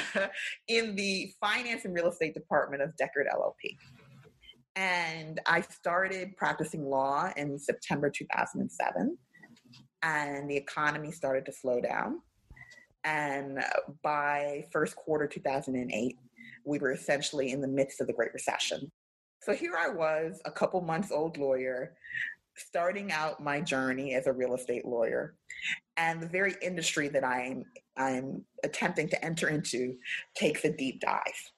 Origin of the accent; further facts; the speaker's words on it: New York City, New York, United States; I grew up in South Mid, which was the neighborhood adjacent to East Flatbush.